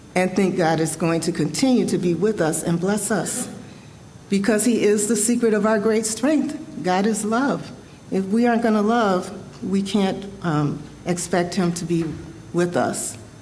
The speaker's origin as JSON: {"language": "English", "town": "Chicago", "region": "Illinois", "country": "United States", "tie": "born or raised there", "said": "I was born and raised in Chicago"}